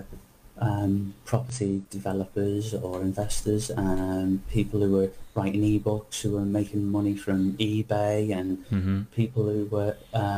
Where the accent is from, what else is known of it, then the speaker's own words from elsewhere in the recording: Liverpool, North West England, United Kingdom; moved away; also born or lived in London; I'm from Liverpool. From Liverpool originally in England, but I've only ever worked in London.